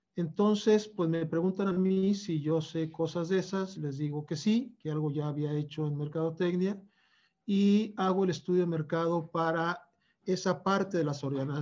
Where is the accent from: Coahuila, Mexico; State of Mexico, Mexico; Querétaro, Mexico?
Coahuila, Mexico; Torreón; moved away; also born or lived in Mexico City; yo me voy a Torreón, que es mi tierra